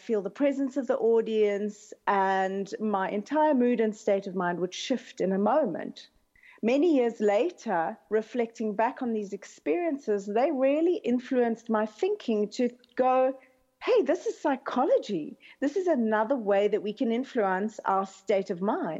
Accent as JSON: {"language": "English", "town": "Cape Town", "region": "Western Cape", "country": "South Africa", "tie": "born or raised there", "moved": "as an adult", "said": "I grew up in Cape Town"}